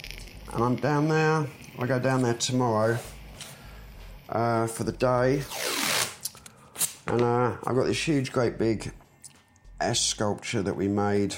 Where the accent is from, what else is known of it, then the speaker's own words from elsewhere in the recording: London, United Kingdom; I am from London. I was born in St Thomas's Hospital in Southwark.